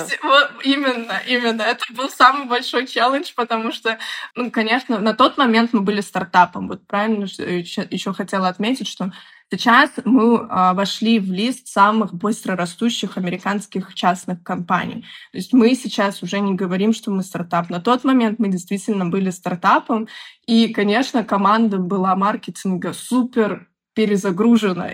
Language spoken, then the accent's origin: Russian; Minsk, Belarus; moved away as an adult; also born or lived in Moscow; Я из Беларуси, из города Минска. Бакалавриат я заканчивала в Минске